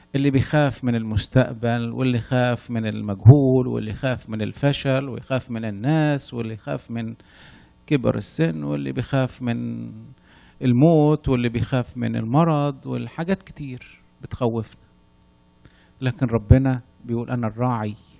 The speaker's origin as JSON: {"language": "Arabic", "region": "Upper Egypt", "country": "Egypt", "said": "أنا من الصعيد أصلاً"}